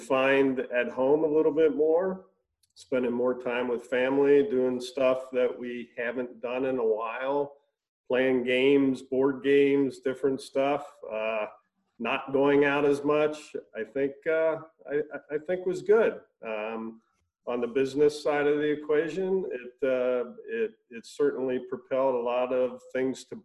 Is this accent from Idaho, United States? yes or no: no; Cincinnati, Ohio, United States; I grew up in Cincinnati, Ohio. So, Midwest boy.